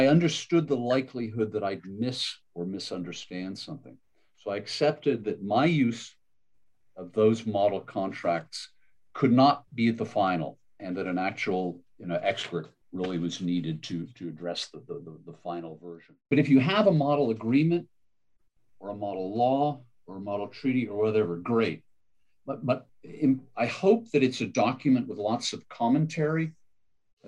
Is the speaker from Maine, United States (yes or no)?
yes; Maine, United States; also born or lived in Connecticut; I was from Maine, a coastal state to the north